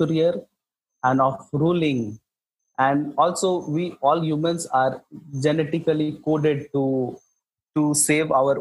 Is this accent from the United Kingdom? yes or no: no; site of India's first uranium mining, Jharkhand, India; My hometown is the home to India's first uranium mining